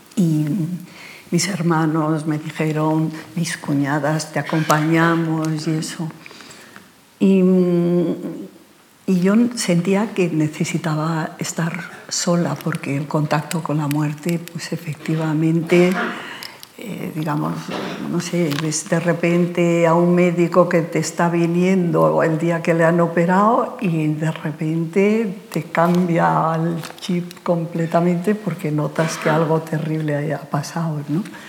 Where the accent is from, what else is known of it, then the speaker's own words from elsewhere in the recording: Barcelona, Catalonia, Spain; moved away as an adult; also born or lived in Santander / London; now in Madrid, Spain; yo soy de Santander, he vivido en Barcelona mi niñez y mi juventud, pero mm, yo soy muy madrileña